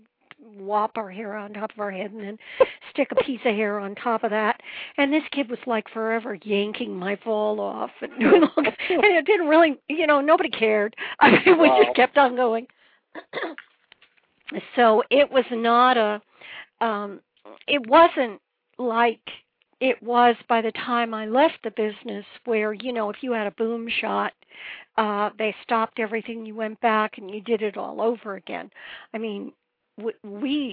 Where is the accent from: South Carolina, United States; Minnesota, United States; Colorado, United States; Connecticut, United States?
Connecticut, United States; Woodbridge; moved away as an adult; also born or lived in New York; I was born in Woodbridge, Connecticut, which is outside New Haven.